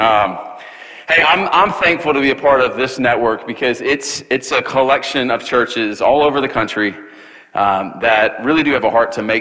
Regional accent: Charleston, United States; back in Charleston, which is my hometown

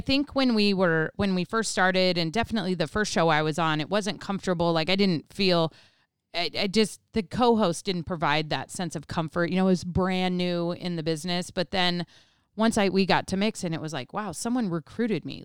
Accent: Colorado, United States; grew up in Colorado

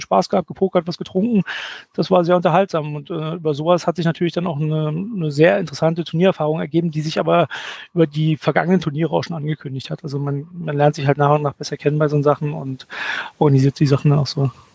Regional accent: Berlin, Germany; Also ich komme aus Berlin

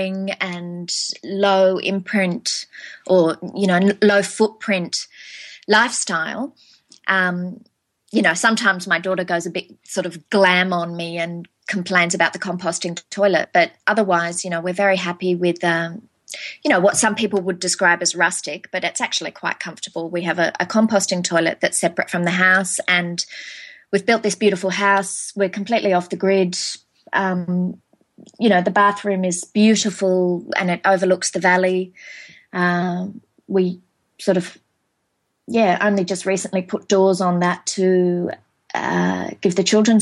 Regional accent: Australia; also born or lived in mid-north coast of New South Wales; I am obviously Australian

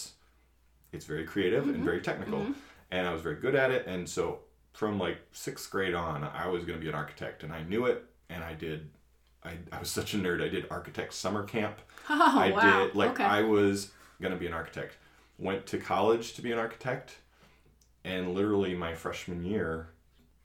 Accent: New England, United States; moved away as an adult; also born or lived in Maine / Indiana / New Mexico / North Carolina; now in Michigan, United States; I grew up in New England. I was calling mom back in Massachusetts.

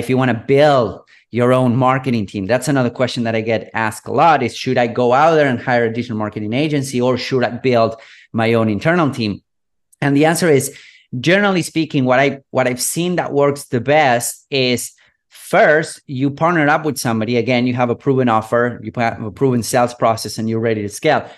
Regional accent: Buenos Aires, Argentina; I'm from Buenos Aires, third world country. I was born and raised here.

